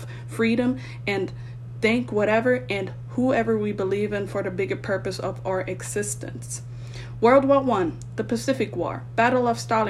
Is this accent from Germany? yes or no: yes; Germany; born there; I was born on American soil in Germany and am fortunate to possess two nationalities.